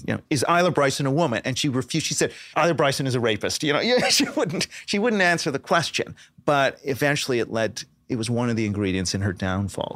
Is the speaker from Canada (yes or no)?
yes; Canada; moved away; Canada, you know, where I'm from, uh, originally